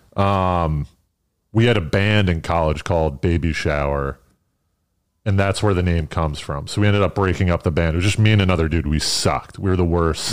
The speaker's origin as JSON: {"language": "English", "region": "East Coast", "country": "United States", "moved": "as an adult", "lives_now": "New York, United States", "said": "I'm from the East Coast"}